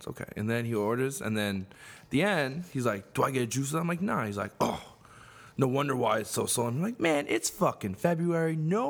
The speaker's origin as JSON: {"language": "English", "town": "Northport", "region": "New York", "country": "United States", "tie": "born or raised there", "said": "I grew up in Northport on Long Island."}